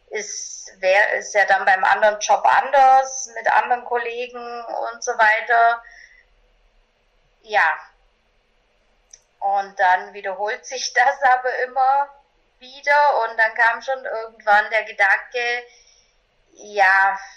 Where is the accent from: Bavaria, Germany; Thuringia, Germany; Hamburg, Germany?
Bavaria, Germany; born there; ich bin 1982 in einem kleinen Dorf in Bayern geboren und habe eben so ganz normale Laufbahn gemacht